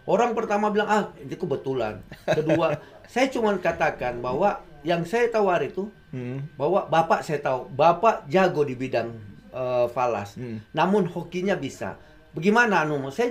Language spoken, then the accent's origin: Indonesian; Colombo, Western Province, Sri Lanka; born there; Saya kelahiran Sri Lanka, Bung.